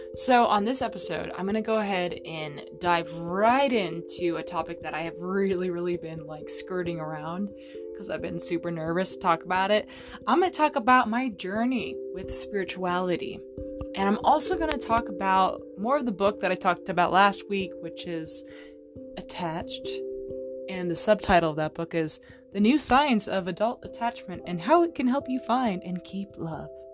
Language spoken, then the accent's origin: English; Fallbrook, California, United States; in Fall Brook, California, where I grew up in Southern California